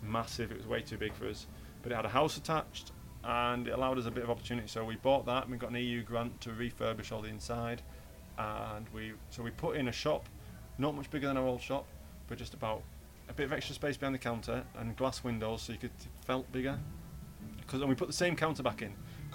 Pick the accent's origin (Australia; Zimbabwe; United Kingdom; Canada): United Kingdom; Yorkshire and the Humber; I'm a Yorkshireman